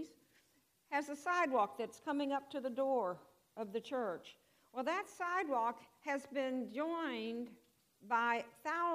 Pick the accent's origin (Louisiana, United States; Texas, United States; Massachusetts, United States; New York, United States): Texas, United States; Houston; I was raised in Houston